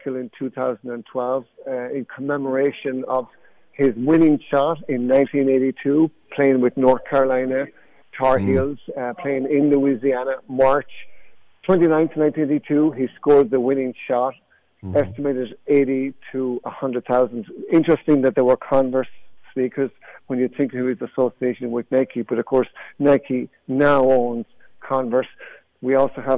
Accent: Athlone, Leinster, Ireland; moved away as an adult; now in United States; I'm from the south, and near Dublin, but the very center of the country, a place called Athlone

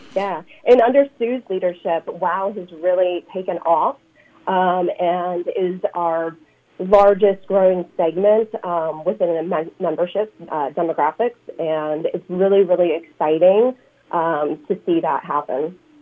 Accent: central Illinois, United States; moved away; also born or lived in Chicago; I grew up in the Midwest and central Illinois where there's a lot more corn than there is ocean

